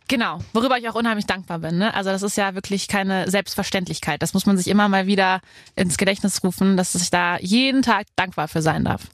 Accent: near Koblenz, Rhineland-Palatinate, Germany; also born or lived in Cologne; Ich komme ja vom Rhein, äh, bei Koblenz

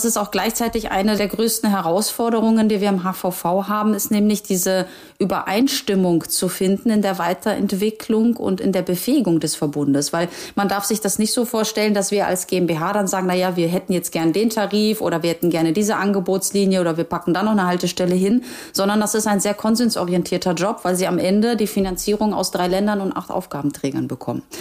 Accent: Gdansk, Pomeranian Voivodeship, Poland; born there; ich bin ja irgendwo auch gebürtige Hanseatin. Ne? Also wer das historisch verfolgt, weiß ja, dass Danzig ja auch irgendwann zu diesem Hanseverbund dazugehört hat.

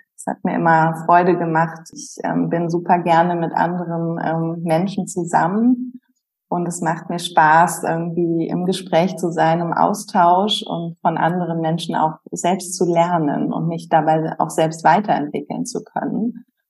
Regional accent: Berlin, Germany; moved away as an adult; also born or lived in Heidelberg / Pforzheim; als Berlinerin

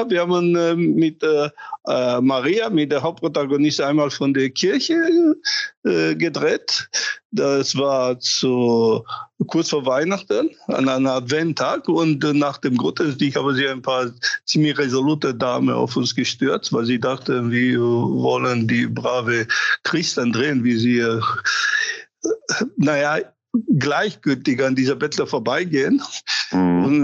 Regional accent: Romania; born there; Ja, ich bin gebürtiger Rumäner und deswegen habe ich. Das macht die Sache äh

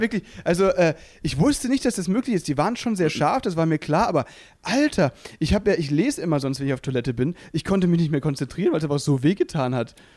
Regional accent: near Freiburg, Baden-Württemberg, Germany; also born or lived in Müllheim; now in Berlin, Germany; ich komme ja da eben aus der Nähe von Freiburg

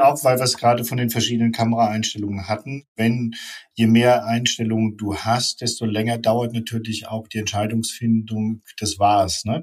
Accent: Offenbach am Main, Hesse, Germany; Ich komme aus Offenbach

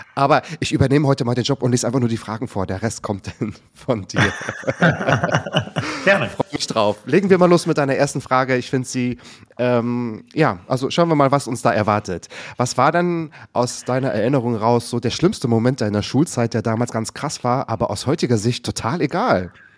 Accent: Waren, Mecklenburg-Vorpommern, Germany; Ich komme nämlich aus Waren an der Müritz. Ich bin auch aus Mecklenburg-Vorpommern.

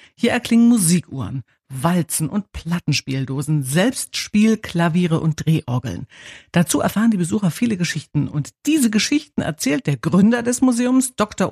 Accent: Zittau, Saxony, Germany; ich bin in Zittau geboren

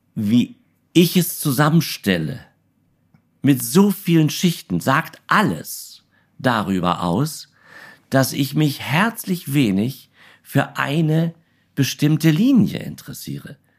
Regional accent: Berlin, Germany; in Berlin-Karlshorst

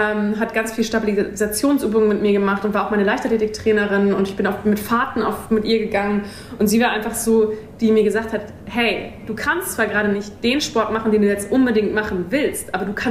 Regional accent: Kiel, Schleswig-Holstein, Germany; moved away; Kiel. Heimat, ja. forever.

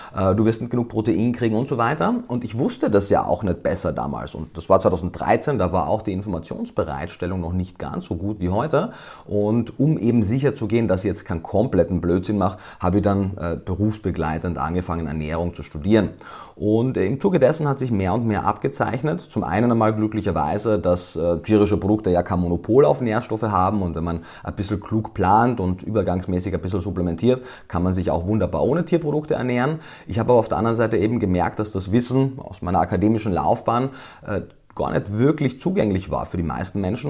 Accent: Austria; moved away; Ich komme ja, wie man wahrscheinlich jetzt schon gehört hat, ursprünglich aus Österreich.

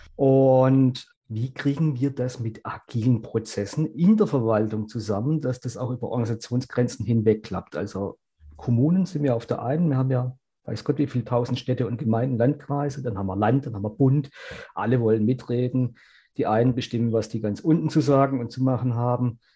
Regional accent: Germany; bei uns in Deutschland

